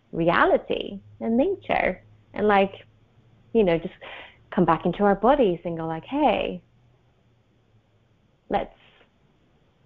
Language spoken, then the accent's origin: English; Sweden; moved away as an adult; also born or lived in Australia; I come from Sweden. I'm back in Sweden. I've lived abroad for many, many years, mostly in Australia